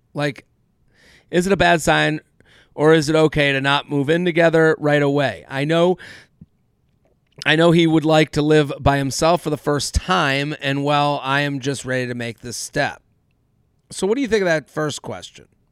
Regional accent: United States; as an American Jew myself

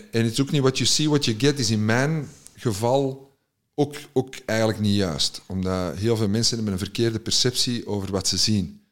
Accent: Antwerp, Flanders, Belgium; als Antwerpenaar in Gent

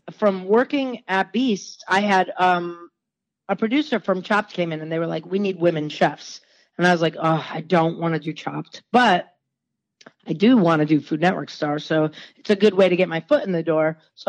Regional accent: Connecticut, United States; I can't be like, I'm a New Yorker from Connecticut. So whatever. I'm a New Englander.

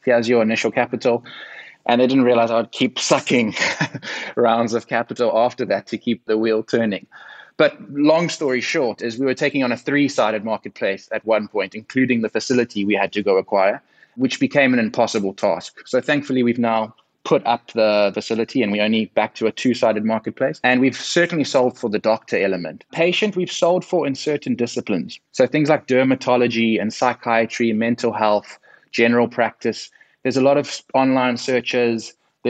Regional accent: South Africa; accent: South African; my accent from sunny South Africa

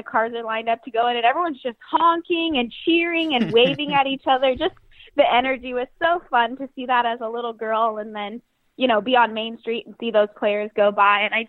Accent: Cypress, California, United States; I grew up in Cyprus, city of Cyprus, and that's like 15, 20 minutes from the stadium

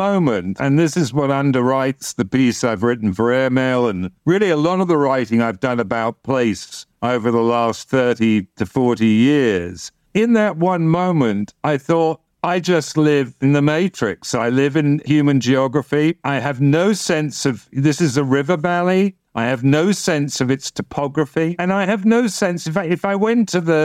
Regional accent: London, United Kingdom; I was born in Old Charing Cross Hospital

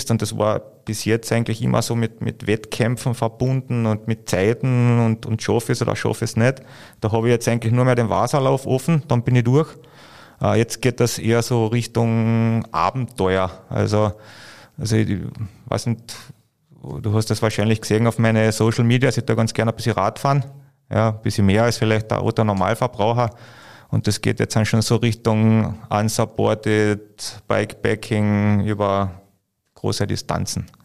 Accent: Carinthia, Austria; diese Einberufung des Nationalteams, vor allem als Kärntner, also wir waren ja nicht wirklich, Kärnten ist ja nicht bekannt für, für Basketball

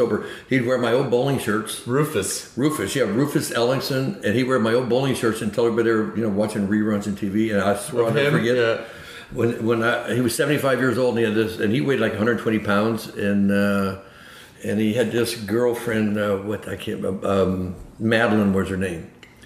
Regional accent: Florence, Alabama, United States; born there; Yeah, I was born in Florence, Alabama.

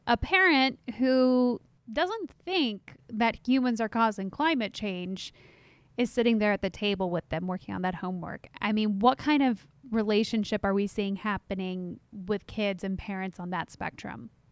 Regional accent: Texas, United States; my home state of Texas

